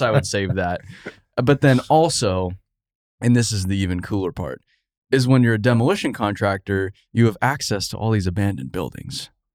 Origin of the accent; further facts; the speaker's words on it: Arizona, United States; I grew up in Arizona.